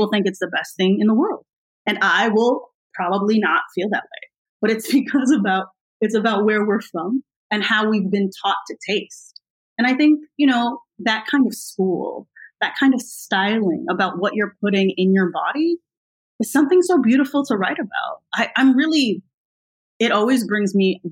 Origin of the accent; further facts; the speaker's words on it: United States; I'm American